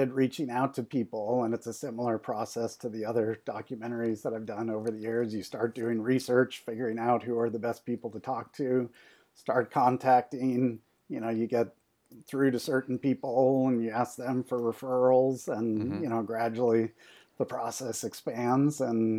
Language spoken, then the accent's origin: English; Chicago, Illinois, United States; Well, I'm from Chicago, so I'd say the main guys are Michael Jordan and Scottie Pippen.